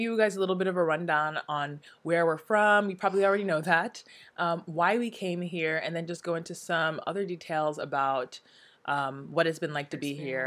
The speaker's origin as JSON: {"language": "English", "country": "United States", "tie": "born or raised there", "also_born_or_lived": "Hong Kong / Nigeria", "moved": "as an adult", "lives_now": "South Korea", "said": "I'm from the States. I was born and raised in both the east and west coast of the States"}